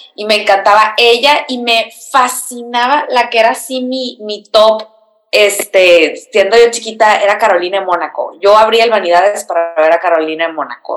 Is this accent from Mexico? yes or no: yes; Mexicali, Baja California, Mexico; moved away; soy de Mexicali, donde no pasa nada